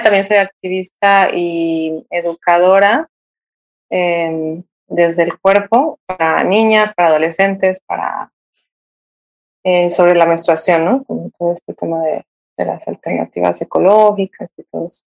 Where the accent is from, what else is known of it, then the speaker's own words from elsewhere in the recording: Mexico City, Mexico; moved away as an adult; yo soy originaria de la Ciudad de México y hace más de 12 años me vine a vivir aquí, a, la costa.